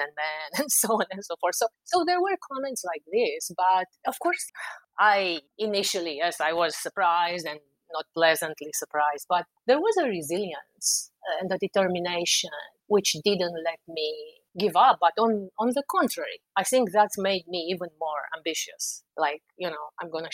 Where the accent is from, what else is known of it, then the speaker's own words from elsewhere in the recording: Romania; moved away as an adult; now in Washington, D.C., United States; I'm from Eastern Europe, from Romania